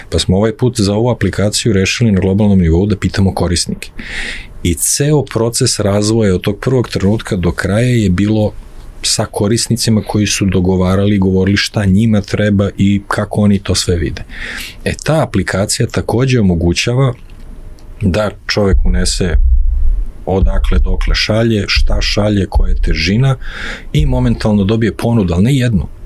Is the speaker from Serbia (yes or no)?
yes; Serbia; kod nas u Srbiji